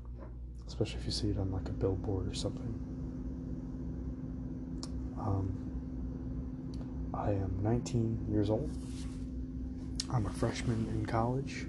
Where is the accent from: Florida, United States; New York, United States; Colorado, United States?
Florida, United States; Panama City Beach; I was born in Panama City Beach, Florida, October 16th, 2001.